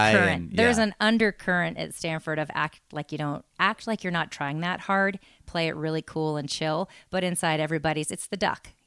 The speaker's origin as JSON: {"language": "English", "country": "Japan", "tie": "born there", "said": "I was born in Japan"}